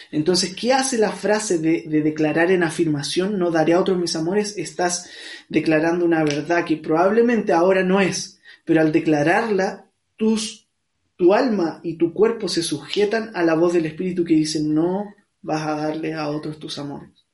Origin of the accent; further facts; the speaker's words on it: Santiago, Santiago Metropolitan Region, Chile; soy de acá de Santiago de Chile